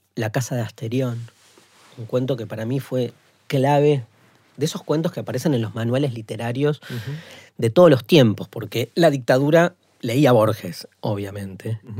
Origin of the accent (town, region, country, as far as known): Argentina